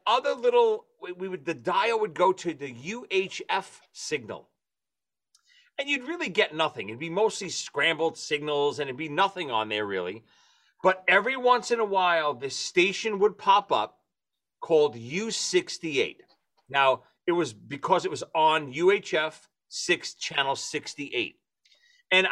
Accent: New York City, New York, United States; when we grew up in Brooklyn, we didn't have cable when we grew up as kids. Our neighborhood in Brooklyn

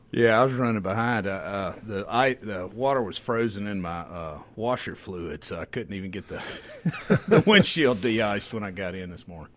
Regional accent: the Mississippi Delta, United States; I grew up in the Delta, so we had tornado parties

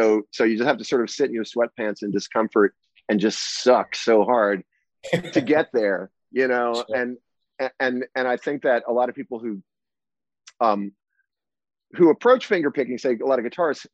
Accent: New Jersey, United States; also born or lived in New York City; I grew up in New Jersey

